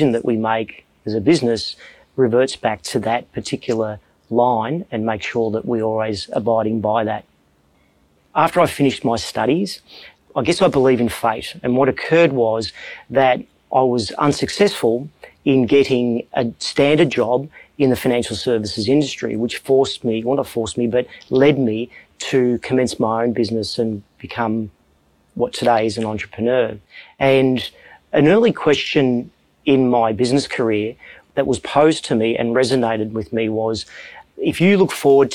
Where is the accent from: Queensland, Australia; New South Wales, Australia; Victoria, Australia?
Victoria, Australia; Melbourne; I'm from Melbourne, Australia, and I lead a financial services company